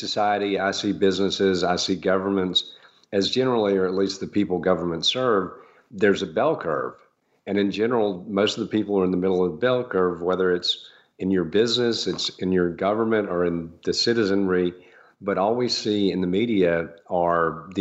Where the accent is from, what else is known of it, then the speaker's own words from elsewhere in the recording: Augusta, Georgia, United States; When I moved back to Augusta from after having a career in real estate development, I thought things here in my hometown were great